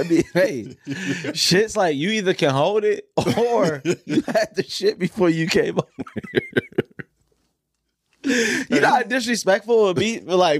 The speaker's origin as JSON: {"language": "English", "town": "Pontiac", "region": "Michigan", "country": "United States", "tie": "born or raised there", "said": "I can tell you, I grew up in Pontiac, Michigan."}